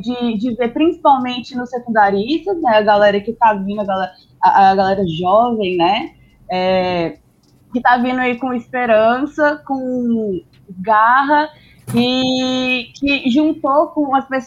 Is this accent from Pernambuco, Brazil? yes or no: no; Goiás, Brazil; falando especificamente em Goiás, né, que é da onde, eu tenho propriedade para falar, assim, de onde eu vim